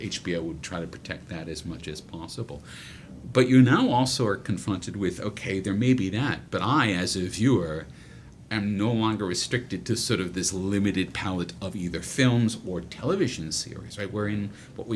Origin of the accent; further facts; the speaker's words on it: United States; moved away as an adult; now in Australia; as an American